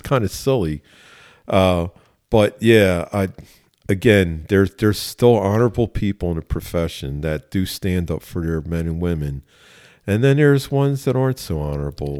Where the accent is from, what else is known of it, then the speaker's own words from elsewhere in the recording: Philadelphia, Pennsylvania, United States; I grew up in West Philly